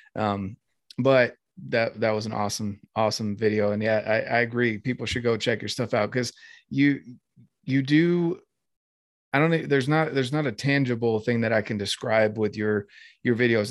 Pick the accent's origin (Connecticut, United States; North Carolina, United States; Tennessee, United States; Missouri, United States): North Carolina, United States; growing up in North Carolina